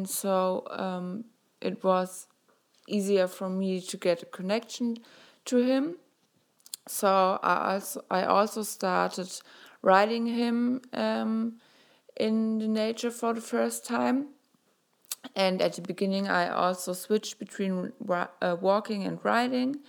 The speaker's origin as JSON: {"language": "English", "country": "Germany", "said": "I'm 23 years old and I'm from Germany."}